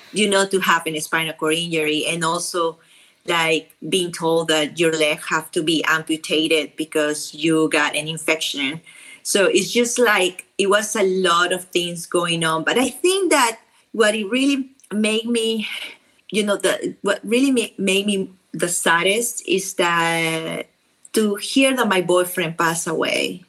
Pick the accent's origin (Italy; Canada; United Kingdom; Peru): Peru; accent: South American; English is a second language; moved away as an adult; also born or lived in Lima, Peru; now in Dallas, United States; I am from Peru, so my accent is very strong